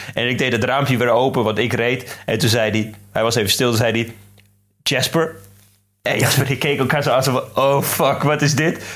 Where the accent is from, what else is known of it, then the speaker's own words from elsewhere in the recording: Drenthe, Netherlands; als Drent